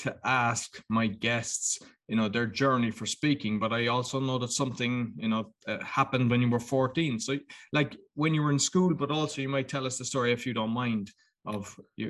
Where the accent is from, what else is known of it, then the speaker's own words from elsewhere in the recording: Ireland; now in Poland; I'm in Poland, but I'm Irish